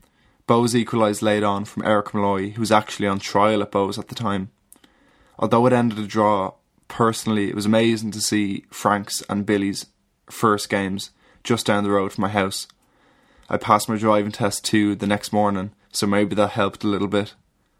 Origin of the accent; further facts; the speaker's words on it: Dublin, Leinster, Ireland; I'm 21 and from Dublin.